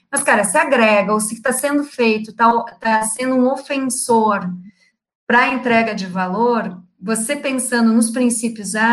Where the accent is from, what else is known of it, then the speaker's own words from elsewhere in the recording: Rio Grande do Sul, Brazil; accent: gaúcho; now in Rio de Janeiro, Brazil; apesar de estar 10 anos no Rio, eu continuo com sotaque gaúcho, às vezes eu respondo como gaúcho